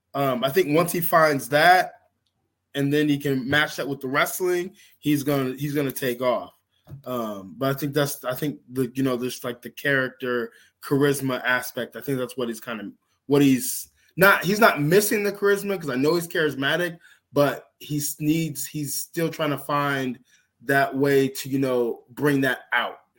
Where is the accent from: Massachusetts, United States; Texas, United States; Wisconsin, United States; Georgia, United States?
Georgia, United States; here in my home state in Georgia